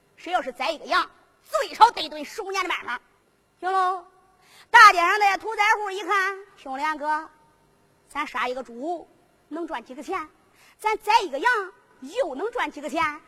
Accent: Henan, China; 我们河南人都说是把斗

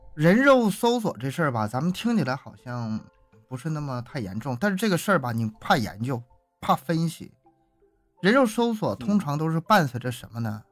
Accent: Harbin, Heilongjiang, China; 我是哈尔滨人，哈尔滨大了

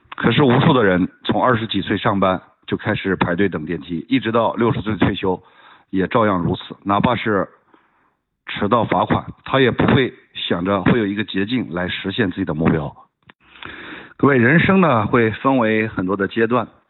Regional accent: China; 我作为一个中国人，非常地自豪

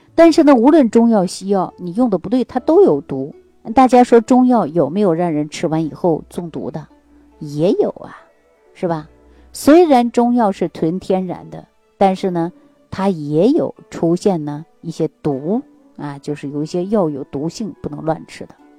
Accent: Northeast China, China; 咱们中国人啊，特别是我们东北人

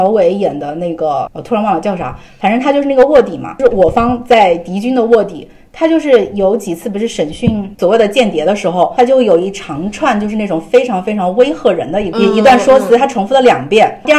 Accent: China; 作为中国人

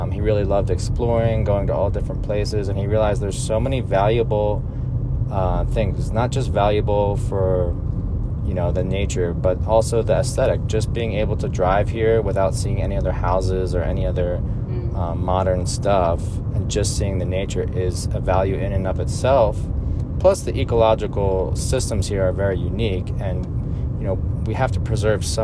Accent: New Jersey, United States; I grew up in New Jersey.

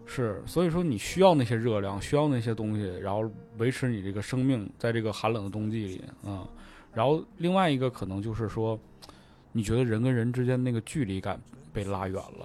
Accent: Northeast China, China; moved away; 我们作为一个东北人

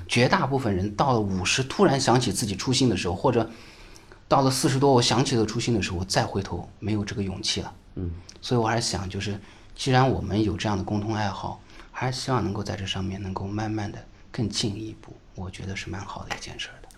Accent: Xinjiang, China; now in Shanghai, China; 我们作为新疆人来到上海

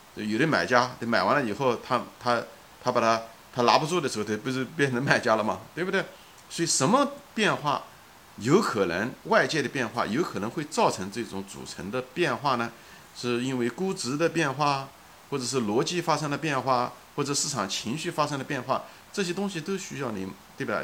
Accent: China; now in United States; 我是一个中国人，对不对？ 我是在生活在美国的一个华裔的一个中国人，现在此时此刻是一个中老年的一个人

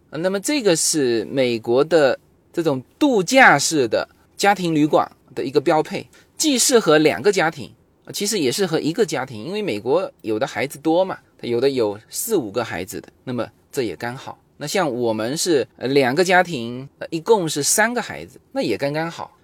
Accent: Fuzhou, Fujian, China; now in United States; 我们福州话，因为福州话是古汉语嘛

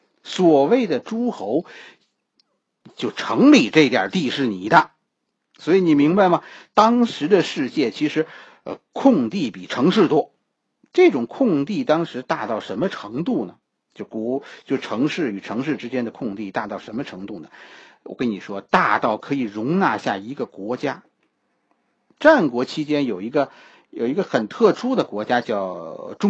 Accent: China; 我们中国人

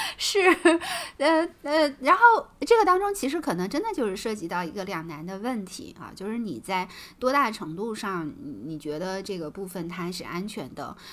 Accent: China; 我们中国人

